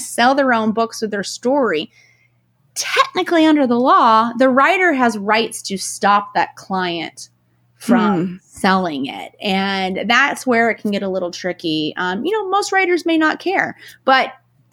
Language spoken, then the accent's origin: English; East Coast, United States; I talk very fast. I'm from the East Coast.